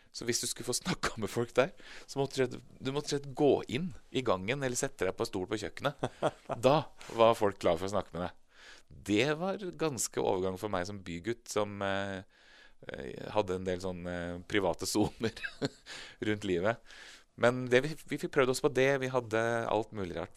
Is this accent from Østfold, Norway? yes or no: yes; Moss, Østfold, Norway; moved away; jeg vokste opp i, eh, i Moss i Østfold. Eh, på Jeløya, faktisk